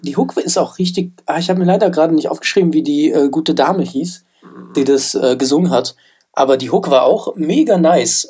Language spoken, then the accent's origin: German; Frankfurt, Hesse, Germany; ich bin ja in Frankfurt aufgewachsen